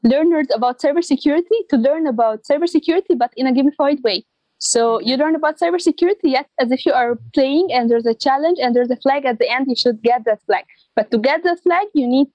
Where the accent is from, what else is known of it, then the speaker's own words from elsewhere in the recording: Egypt; in my country, Egypt, I was in a team of girls